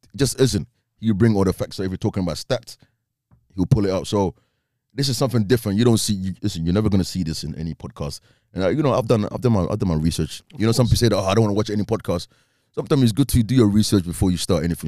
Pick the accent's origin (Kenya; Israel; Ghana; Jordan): Ghana; I'm Ghanaian